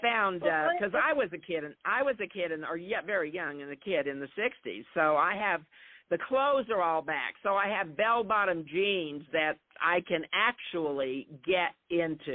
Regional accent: New Mexico, United States; moved away; I'm from New Mexico originally. So when I moved back about 9 years ago

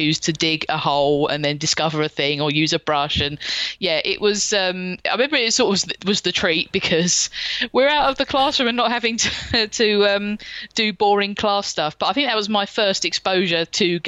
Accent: London, United Kingdom; I was born in 1983 and I grew up in the suburbs of South London.

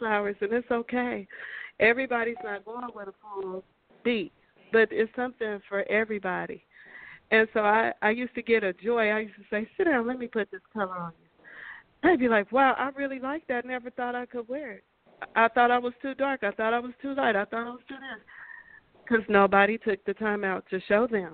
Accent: Midwest, United States; moved away; also born or lived in the South; I'm from the Midwest, so we do things a little bit different

